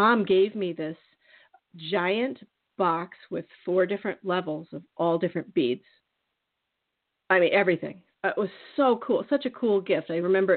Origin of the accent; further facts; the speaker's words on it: Iowa, United States; I grew up in Iowa, but then I spent my summers in Minneapolis